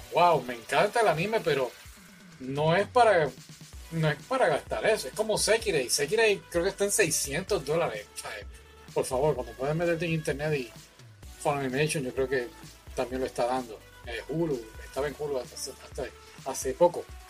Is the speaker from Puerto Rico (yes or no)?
yes; Puerto Rico; los puertorriqueños tenemos nuestro acento